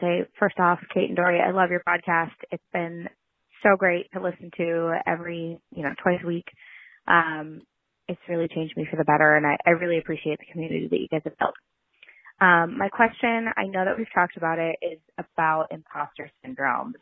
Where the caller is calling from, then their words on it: Minneapolis, Minnesota, United States; I'm calling from Minneapolis, Minnesota